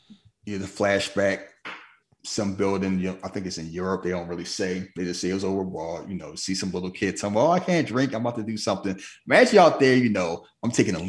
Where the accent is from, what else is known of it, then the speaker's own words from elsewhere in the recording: United States; we American, we were born here and raised here